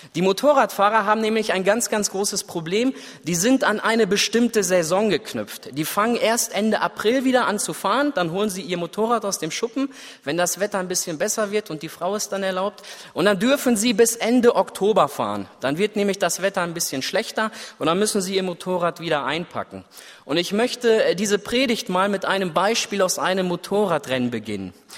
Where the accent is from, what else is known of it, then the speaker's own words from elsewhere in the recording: Germany; Ich als Deutscher